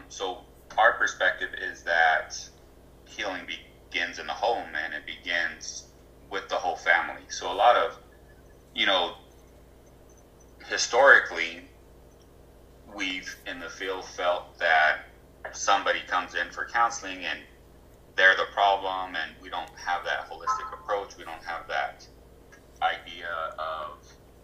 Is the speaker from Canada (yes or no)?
no; Arizona, United States; I'm born and raised in Arizona, so I have a really close connection.